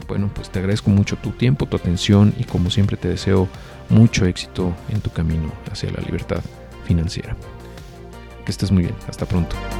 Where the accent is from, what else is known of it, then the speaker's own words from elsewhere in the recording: Mexico; nosotros como mexicanos